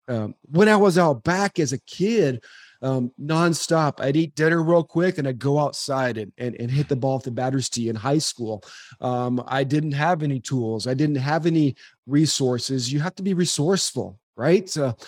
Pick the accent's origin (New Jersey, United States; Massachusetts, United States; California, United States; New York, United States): California, United States; Dodger Stadium growing up in Southern California.